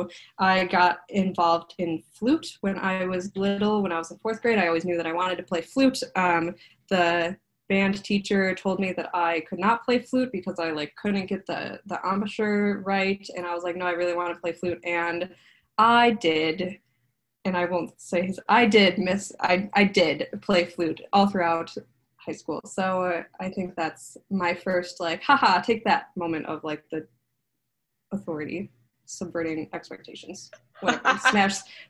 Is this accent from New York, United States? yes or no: yes; Clarence, New York, United States; moved away as an adult; now in Brooklyn, United States; I am originally from Clarence, New York, like Buffalo